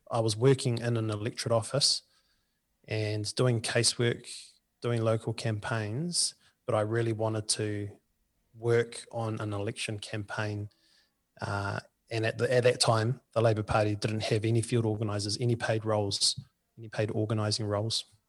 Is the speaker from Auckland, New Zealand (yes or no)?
no; Lower Hutt, Wellington, New Zealand; my hometown of the Hutt Valley